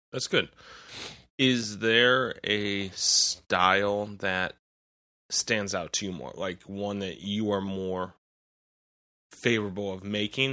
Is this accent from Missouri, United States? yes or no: yes; St. Louis, Missouri, United States; I'm from Saint Louis